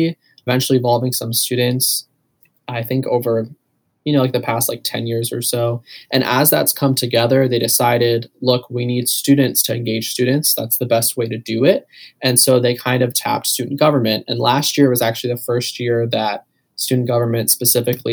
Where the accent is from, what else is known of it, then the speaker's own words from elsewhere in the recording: Canal Fulton, Ohio, United States; I'm from Canal Fulton, Ohio, so like 45 minutes south